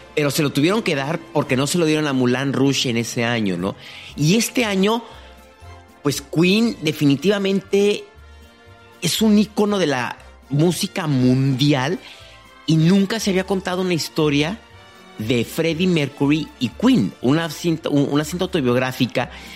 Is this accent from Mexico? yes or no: yes; Mexico; como mexicano